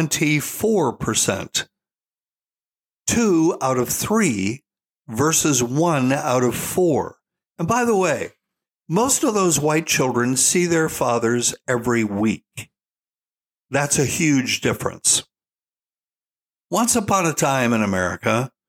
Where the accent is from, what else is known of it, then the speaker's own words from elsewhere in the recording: Charleston, South Carolina, United States; I spent the first 7 years of my life in Charleston, South Carolina.